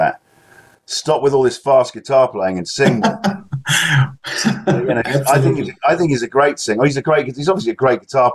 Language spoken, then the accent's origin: English; England, United Kingdom; I'm particularly English